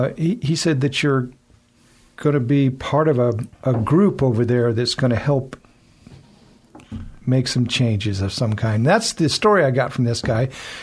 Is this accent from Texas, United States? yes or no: no; Boise, Idaho, United States; also born or lived in Seattle; I was born and raised in Boise, mm-hmm. right here. I lived in Seattle for 5 years. Moved back because my dad was ill, so mm-hmm. I came back, I've been in Idaho ever since.